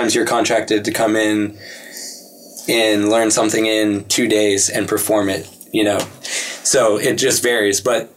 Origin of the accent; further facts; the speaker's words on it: Pittsburgh, Pennsylvania, United States; I grew up in Pittsburgh